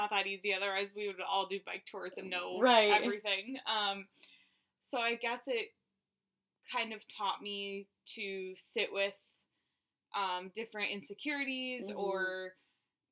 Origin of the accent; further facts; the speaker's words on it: Miami Beach, Florida, United States; moved away as an adult; also born or lived in New York City; I grew up in Miami Beach and went to school in New York City